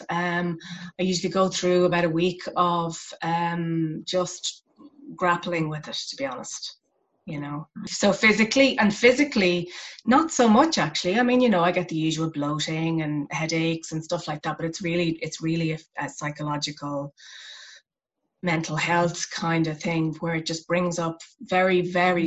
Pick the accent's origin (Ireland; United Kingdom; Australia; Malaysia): Ireland; west of Ireland; my hometown which is a rural town in the west of ireland